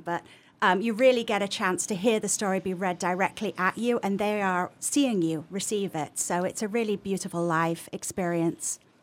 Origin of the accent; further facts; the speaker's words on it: Leeds, Yorkshire and the Humber, United Kingdom; accent: English; moved away as an adult; also born or lived in Massachusetts; now in Northampton, United States; I'm from the north of England originally.